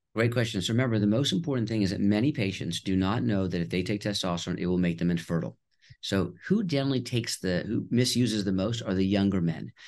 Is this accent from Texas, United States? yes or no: yes; Houston, Texas, United States; also born or lived in Connecticut / Nashville, Tennessee / Boston; I was born in Connecticut, and we moved to Houston, Texas when I was two years old